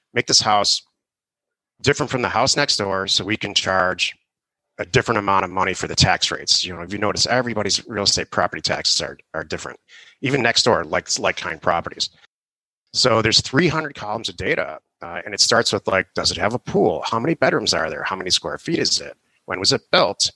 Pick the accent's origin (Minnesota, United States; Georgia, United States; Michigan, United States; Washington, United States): Michigan, United States; Detroit; also born or lived in California; now in Arizona, United States; I'm from Detroit